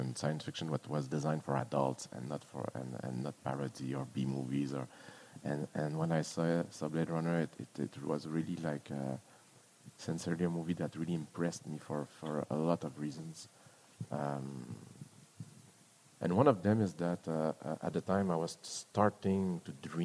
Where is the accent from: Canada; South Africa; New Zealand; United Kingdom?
Canada; I'm a Canadian